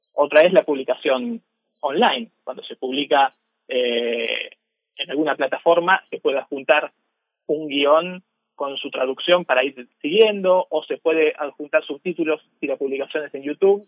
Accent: Argentina; vengo de Argentina, estoy en Argentina

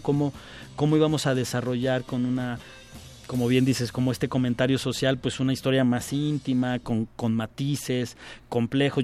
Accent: Mexico

